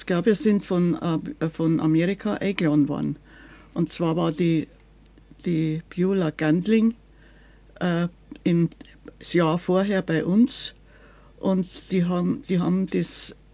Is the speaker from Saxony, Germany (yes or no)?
no; Munich, Bavaria, Germany; Wenn man gesagt hat, wir sind aus Bayern, was? Bayern? Wenn man gesagt hat, wir sind aus München, ah, Oktoberfest.